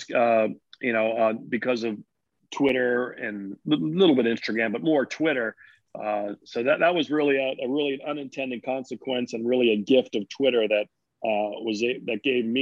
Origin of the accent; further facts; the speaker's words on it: United States; I'm just an American kid